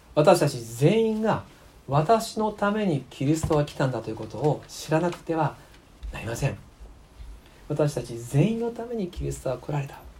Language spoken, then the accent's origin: Japanese; Japan; moved away; もともと出身は吉備学区ですので、えー、ここで生まれて育ったんですがしばらく離れていまして去年帰ってきました